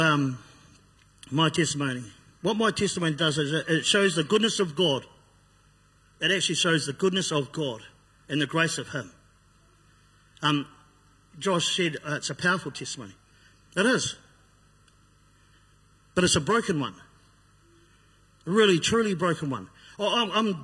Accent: Christchurch, Canterbury, New Zealand; I grew up on Brighton, on the east side of town.

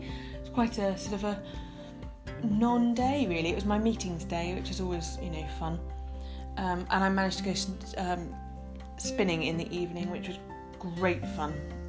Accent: Tennessee, United States; What? Lose the accent? Again, born and raised in Tennessee.

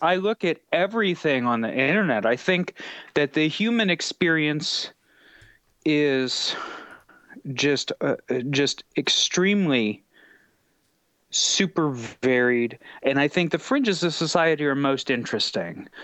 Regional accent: United States; growing up in America, in the capitalist society

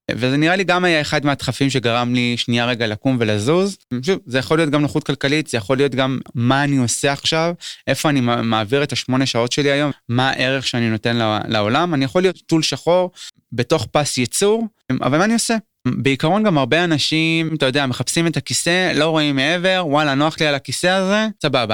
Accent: Kiryat Shmona, Northern District, Israel; בתור ילד קטן בקריית שמונה

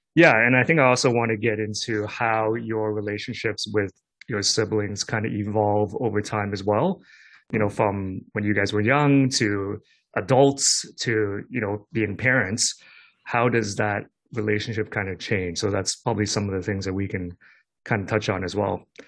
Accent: Hong Kong; I grew up in Hong Kong, I did have a cousin

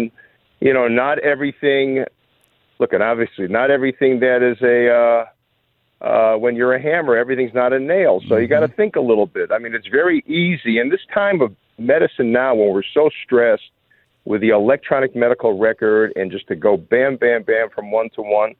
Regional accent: Chicago, Illinois, United States; I grew up in Chicago, and I was one of three children.

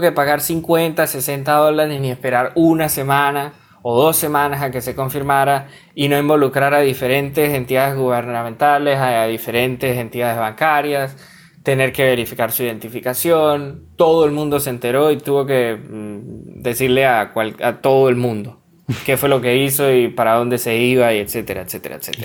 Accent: Venezuela; soy venezolano

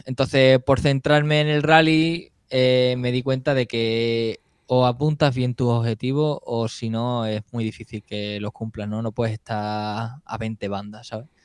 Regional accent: Extremadura, Spain; also born or lived in Seville / Plasencia; me vengo aquí a mi casa y empecé a competir por Extremadura

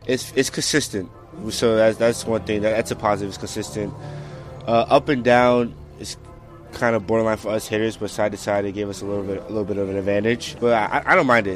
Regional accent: New York City, New York, United States; Canarsie, Brooklyn

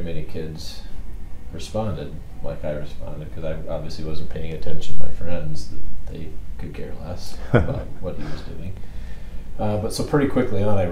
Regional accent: Iowa, United States; I grew up in Iowa, small high school.

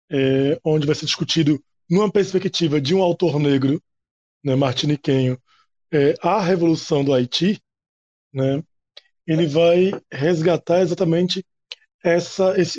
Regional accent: Natal, Rio Grande do Norte, Brazil; eu moro no Rio Grande do Norte, eu sou, sou de Natal, e eu sou professor é, em Pau dos Ferros.

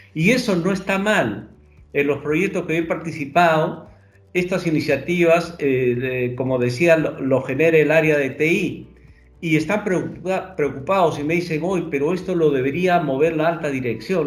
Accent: Peru; efectivamente soy peruano. Actualmente estoy en Lima.

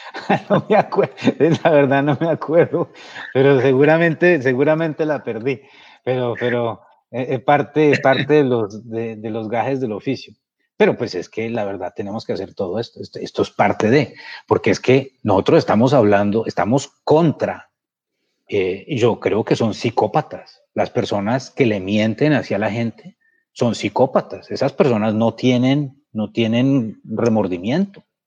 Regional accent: Colombia; porque siento que es mi obligación como como colombiano y un colombiano que tuvo tanta suerte como yo

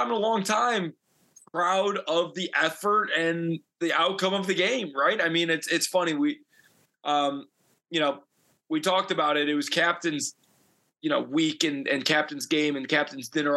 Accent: Illinois, United States; I'm from Illinois.

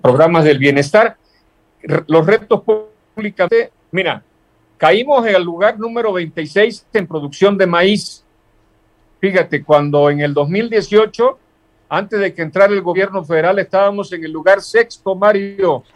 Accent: Tecpan de Galeana, Guerrero, Mexico; me gusta hablar derecho como buen costeño

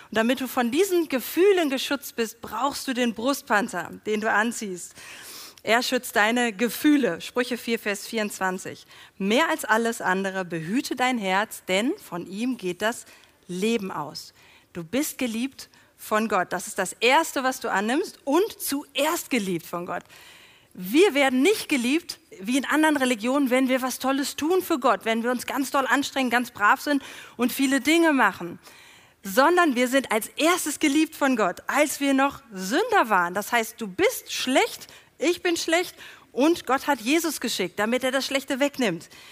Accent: Germany; wir das als Deutsche

